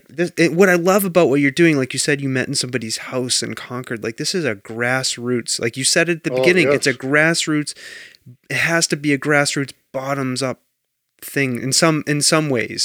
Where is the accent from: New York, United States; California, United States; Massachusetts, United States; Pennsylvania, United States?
Massachusetts, United States; Danvers; moved away; I'm from Danvers, and I remember back in the late 80s and 90s, when early 90s. Yep. I left in 92